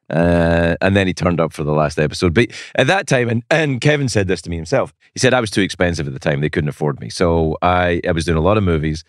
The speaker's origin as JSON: {"language": "English", "region": "Scotland", "country": "United Kingdom", "moved": "yes", "said": "I'm Scottish"}